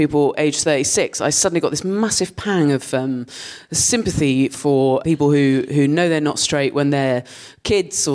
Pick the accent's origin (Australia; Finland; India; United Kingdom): United Kingdom; Dorset, South West England; moved away as an adult; now in London, United Kingdom; I grew up in Dorset, and I lived there till I was 18